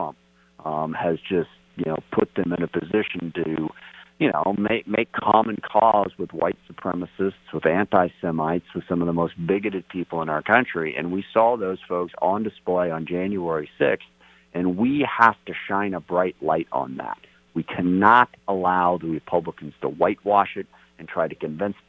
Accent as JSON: {"language": "English", "town": "SeaTac", "region": "Washington", "country": "United States", "tie": "born or raised there", "said": "when I grew up in SeaTac. I'm a Tyee High School graduate."}